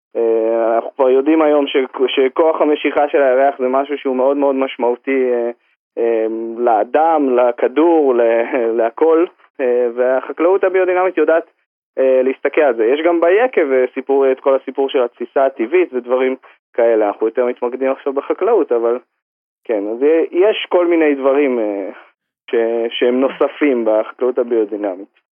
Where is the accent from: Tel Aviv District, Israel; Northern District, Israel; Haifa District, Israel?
Northern District, Israel; Harashim; אני פה נולדתי בחרשים בתוך אה, יישוב אה, קטן, בתוך הטבע, צמוד לשמורת טבע